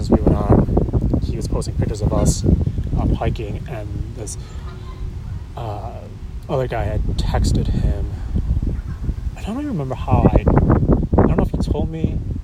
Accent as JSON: {"language": "English", "town": "Syracuse", "region": "New York", "country": "United States", "tie": "born or raised there", "also_born_or_lived": "Philippines", "said": "I was raised in Syracuse"}